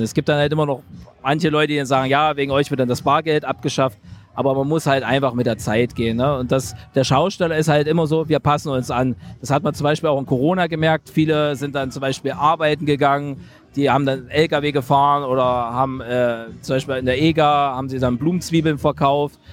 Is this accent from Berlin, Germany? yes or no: no; Halle, Saxony-Anhalt, Germany; in meiner Heimatstadt in Halle Saale